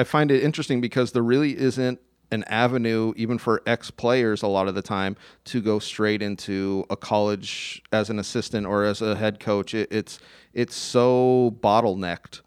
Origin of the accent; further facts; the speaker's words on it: Tucson, Arizona, United States; I grew up in Tucson